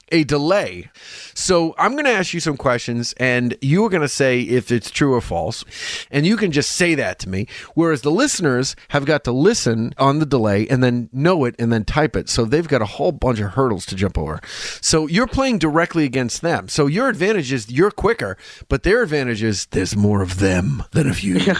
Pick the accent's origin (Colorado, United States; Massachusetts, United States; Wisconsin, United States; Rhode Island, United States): Rhode Island, United States; Pawtucket; The Hasbro headquarters is in Pawtucket. That's my hometown.